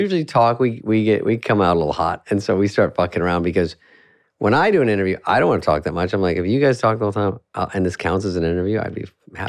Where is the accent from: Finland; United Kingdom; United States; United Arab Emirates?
United States; Scottsdale, Arizona; moved away; I'm from Scottsdale